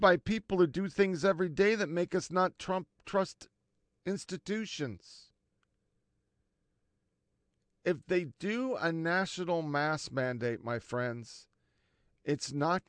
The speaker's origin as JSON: {"language": "English", "country": "United States", "said": "an American"}